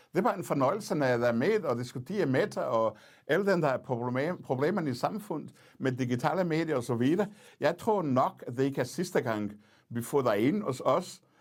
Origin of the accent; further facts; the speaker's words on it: Portugal; Danish is a second language; moved away as an adult; now in Denmark; jeg kommer fra Portugal, øh, jeg oplevede diktatur som ung